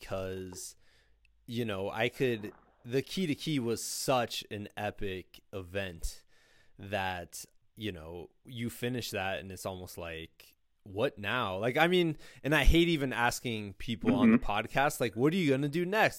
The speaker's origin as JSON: {"language": "English", "town": "Muscatine", "region": "Iowa", "country": "United States", "said": "I'm from Muscatine"}